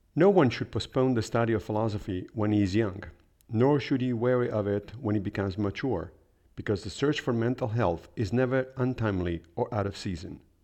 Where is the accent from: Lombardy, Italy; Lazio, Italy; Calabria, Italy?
Lazio, Italy; Rome; moved away; I did study philosophy in high school when I was growing up in Rome